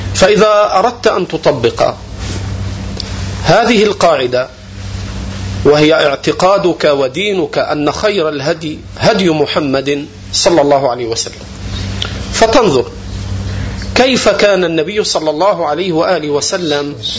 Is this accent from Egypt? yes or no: yes; Egypt; عندنا في مصر